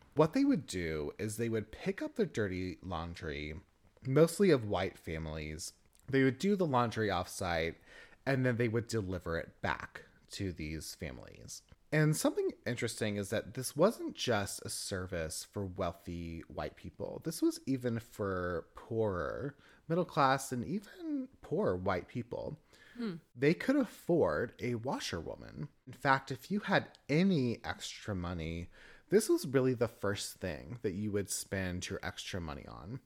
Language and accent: English; the South, United States; from the South. Southern born, Southern bred.